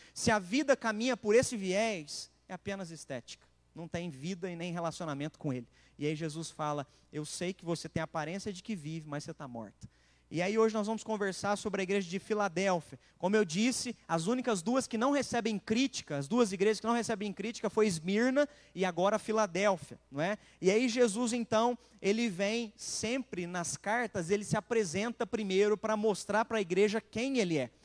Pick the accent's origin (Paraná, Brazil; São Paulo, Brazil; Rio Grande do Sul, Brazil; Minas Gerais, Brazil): Minas Gerais, Brazil; Machado; Eu sou de Machado